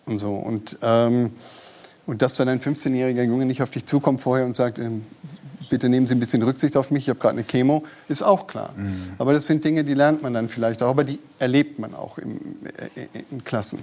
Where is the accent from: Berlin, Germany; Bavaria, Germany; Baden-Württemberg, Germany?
Bavaria, Germany; bei uns in Bayern